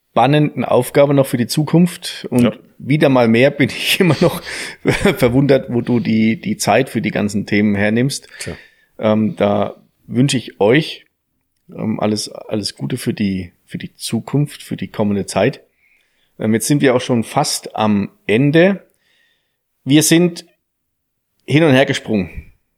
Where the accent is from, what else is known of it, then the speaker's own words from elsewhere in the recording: Thuringia, Germany; da aus dem Ort, wo ich herkomme, der Nachbarort, wo die ja produziert